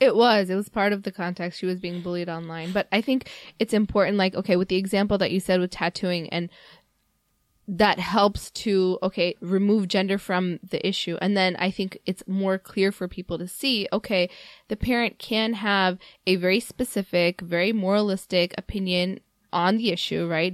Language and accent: English; Mississippi, United States; now in Chicago, United States; growing up in Mississippi